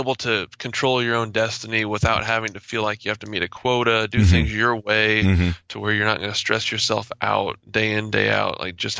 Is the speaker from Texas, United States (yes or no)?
no; Cabot, Arkansas, United States; also born or lived in Memphis, Tennessee; I am from the suburb of Little Rock, Arkansas